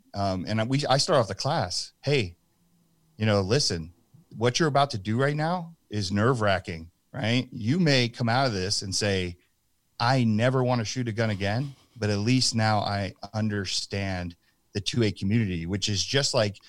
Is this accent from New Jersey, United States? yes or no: yes; New Jersey, United States; moved away; I'm from New Jersey